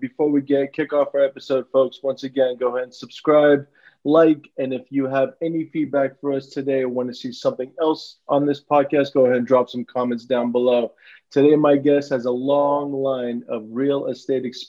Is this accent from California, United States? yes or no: yes; San Francisco, California, United States; Bay Area native. I grew up in San Francisco